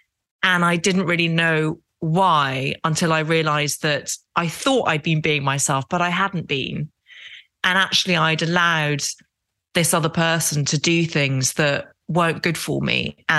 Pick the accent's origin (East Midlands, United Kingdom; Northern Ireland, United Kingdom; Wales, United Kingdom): Northern Ireland, United Kingdom; Derry; accent: English; also born or lived in Epsom, Surrey; I speak with a very English accent, and I was born outside London in a place called Epsom in Surrey and spent the first 4 years of my life there. And then my dad got a job as a surgeon in Derry in Northern Ireland.